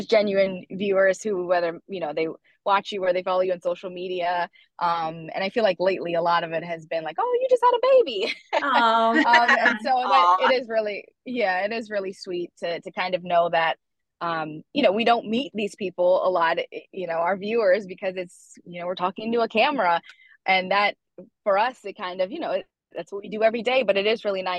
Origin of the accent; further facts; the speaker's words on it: Northern Virginia, United States; I grew up in Northern Virginia